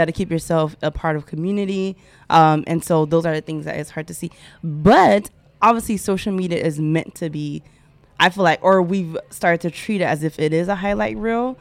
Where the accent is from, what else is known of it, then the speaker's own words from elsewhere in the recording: Haiti; I am Haitian